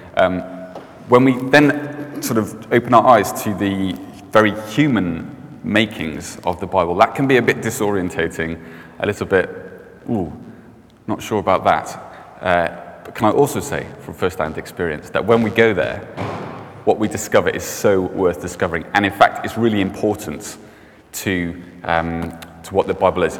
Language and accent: English; Cardiff, Wales, United Kingdom; i grew up in Cardiff.